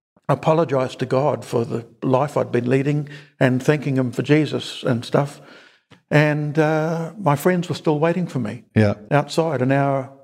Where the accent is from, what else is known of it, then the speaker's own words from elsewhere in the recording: Napier, Hawke's Bay, New Zealand; also born or lived in Auckland; First 24 years in Napier, but I grew up in Auckland.